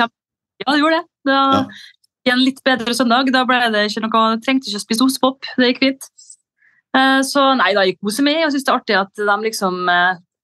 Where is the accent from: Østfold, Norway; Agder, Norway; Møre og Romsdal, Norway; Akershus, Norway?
Møre og Romsdal, Norway; Molde; siden jeg er fra Molde og ikke fra Frena eller Hustadvika